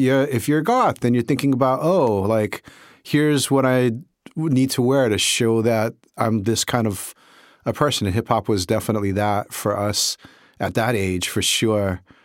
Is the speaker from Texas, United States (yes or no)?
no; Honolulu, Hawaii, United States; my experience was in Hawaii, in Honolulu, growing up in Honolulu at that time